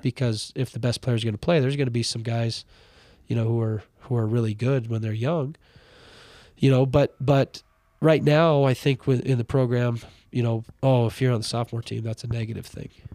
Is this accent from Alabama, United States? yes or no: no; Ronan, Montana, United States; moved away as an adult; now in Butte, United States; was born and raised in Ronan